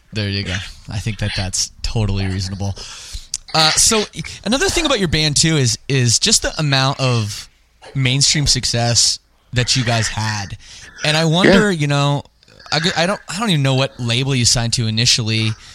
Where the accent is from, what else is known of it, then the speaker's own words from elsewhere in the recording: Canada; I'm from Canada